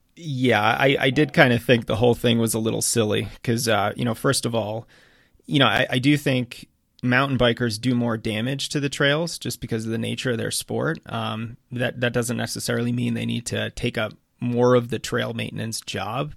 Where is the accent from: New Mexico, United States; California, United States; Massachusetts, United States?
Massachusetts, United States; growing up in Massachusetts